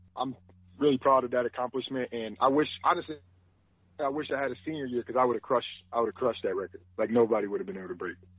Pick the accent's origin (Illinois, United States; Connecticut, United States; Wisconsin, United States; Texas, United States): Wisconsin, United States; I grew up in Wisconsin